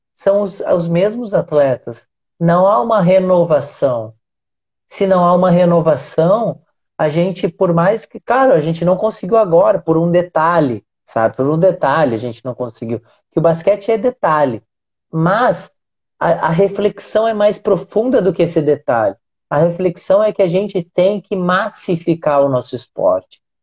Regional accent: Uruguaiana, Rio Grande do Sul, Brazil; eu sou gaúcho, né? É, e morei em alguns lugares do, do Rio Grande do Sul, mas a, a minha cidade, que é uruguaiana

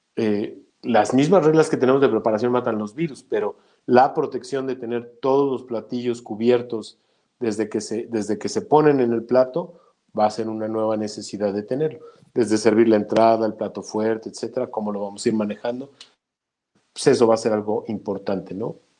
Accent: Mexico; porque soy mexicano número uno

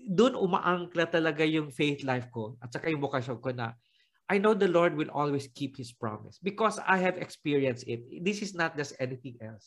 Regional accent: Bicol Region, Philippines; I went to the Penefrancha kay Ina because I'm Bicolano

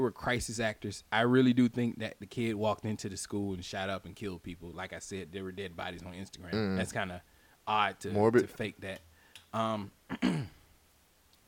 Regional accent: United States; as an American

